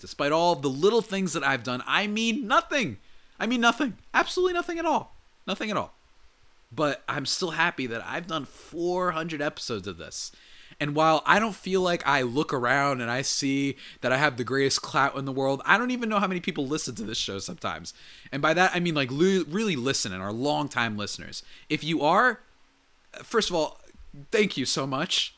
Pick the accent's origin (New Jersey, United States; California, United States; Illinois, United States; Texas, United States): New Jersey, United States; I grew up in New Jersey